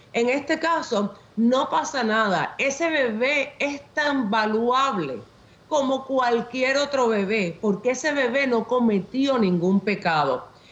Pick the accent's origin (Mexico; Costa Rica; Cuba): Cuba; Havana; nací en La Habana, Cuba